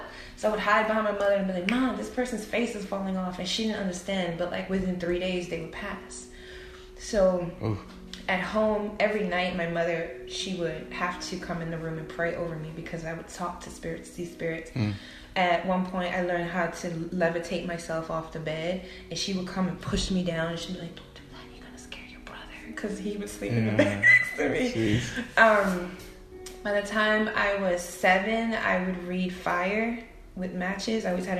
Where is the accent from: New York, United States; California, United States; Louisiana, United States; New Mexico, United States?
New York, United States; Brooklyn; I grew up in Brooklyn, New York.